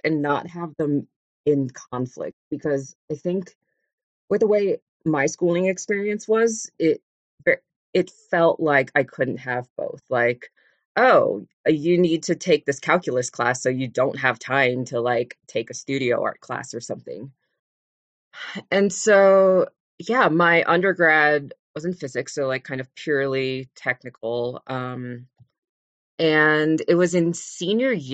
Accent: Las Vegas, Nevada, United States; moved away; also born or lived in San Francisco Bay Area, California / Los Angeles area, California; they moved when I was just a baby to Las Vegas, Nevada, where I grew up.

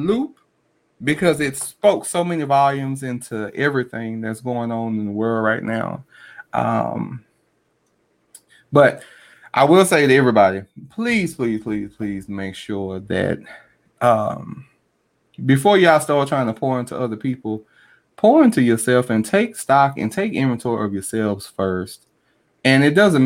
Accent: Baltimore, Maryland, United States; I'm from Baltimore this day. I'm from B-more

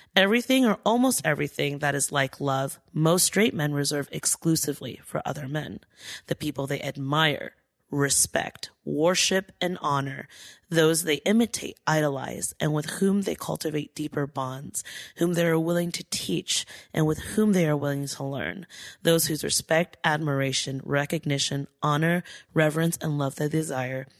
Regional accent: Diamond Bar, California, United States; I grew up in Diamond Bar

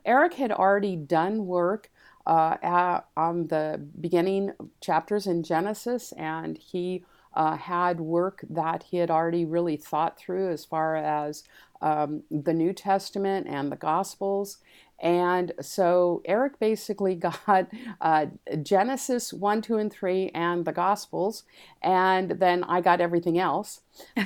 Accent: Los Angeles, California, United States; also born or lived in San Diego, California; I actually was born in Los Angeles

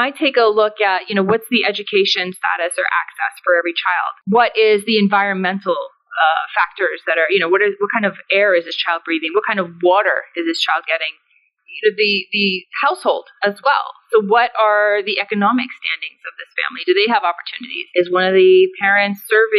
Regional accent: United States; So I'm someone who is born and raised in the United States, but as a first-generation American. So my family came over to the United States from Afghanistan

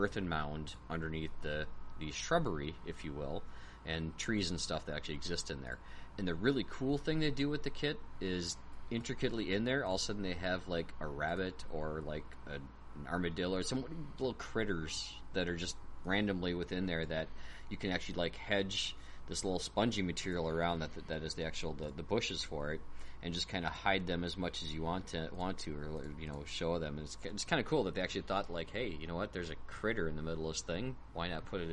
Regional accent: United States; being American

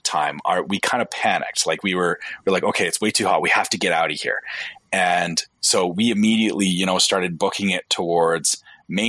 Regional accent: Canada; I'm Canadian

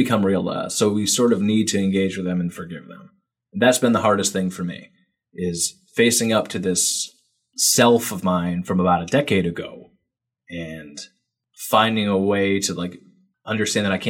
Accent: New England, United States; I'm from New England. And, you know, grew up a Boston Red Sox fan like everybody else is forced to when they're from New England

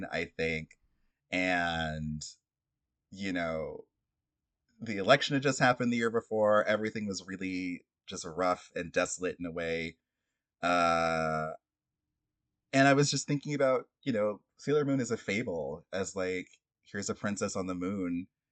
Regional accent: Florida, United States; I was like a Black queer kid growing up in Florida

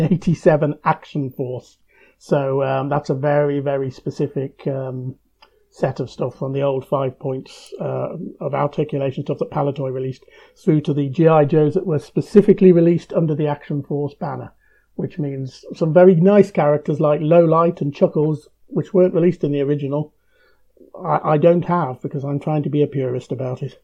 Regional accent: United Kingdom; as a British reader

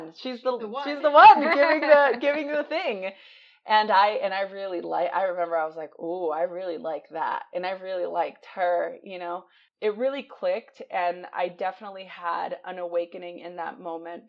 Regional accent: United States; I'm American

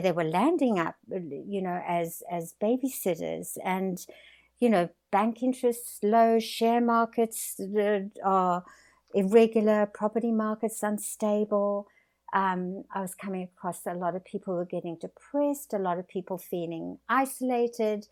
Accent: South Africa; moved away as an adult; now in Australia; I was born in South Africa, had a wonderful life in South Africa, built a successful business

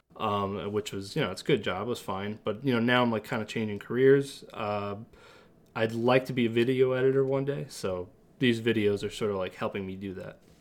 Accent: Massapequa, New York, United States; we're both from Massapequa, New York

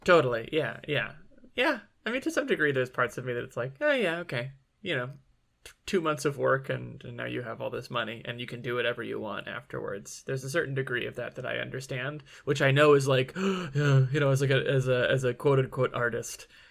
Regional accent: Michigan, United States; I'm from Michigan and, you know, when I was born, it was like the, uh, height of the bad boys

